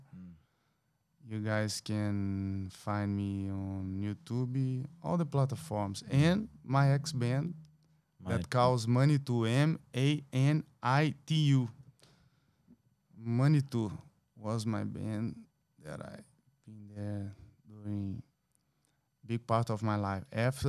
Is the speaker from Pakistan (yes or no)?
no; Brazil; It's my first time. I'm from Brazil.